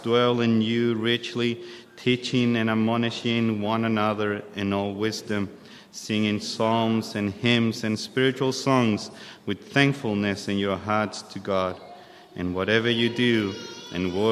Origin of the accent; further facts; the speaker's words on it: Chile; moved away as an adult; now in Australia; I'm from Chile. We arrived to Australia with my family July 2021